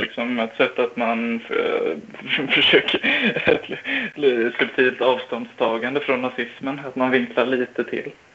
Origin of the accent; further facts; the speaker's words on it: Smedby, Kalmar County, Sweden; i Smedby där jag kommer ifrån